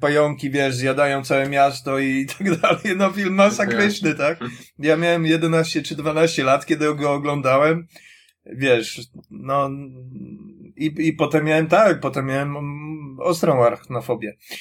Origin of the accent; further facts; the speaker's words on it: Warsaw, Masovian Voivodeship, Poland; jestem z Warszawy